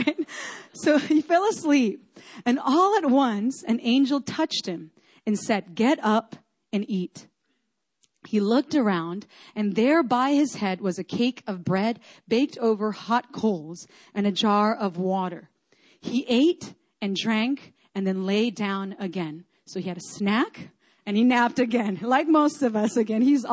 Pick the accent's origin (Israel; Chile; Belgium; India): Chile; moved away; I grew up in Chile in South America. We have earthquakes there all the time